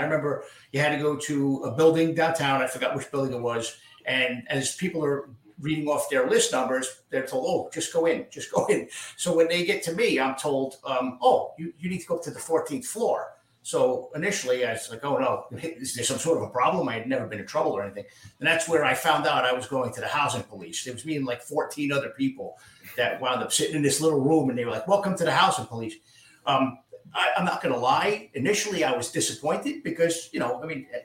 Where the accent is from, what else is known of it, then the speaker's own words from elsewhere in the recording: Yonkers, New York, United States; also born or lived in Bronx, New York; I was born in the Bronx. Grew up partially there and then partially in a part of Yonkers called Getty Square